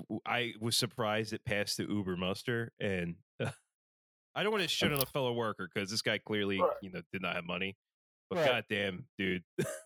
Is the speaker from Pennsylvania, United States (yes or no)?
yes; Philadelphia, Pennsylvania, United States; I grew up in Kensington. The first, like, quarter century of my life was in Kensington